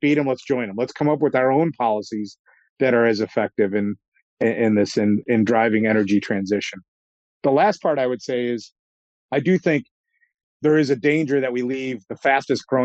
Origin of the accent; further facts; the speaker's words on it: Chicago, Illinois, United States; moved away as an adult; now in Boston, United States; I'm a Chicagoan